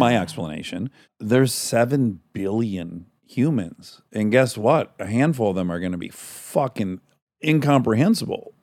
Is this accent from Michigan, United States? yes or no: yes; suburb of Detroit, Michigan, United States; I'm from kind of very working class area, uh, suburb of Detroit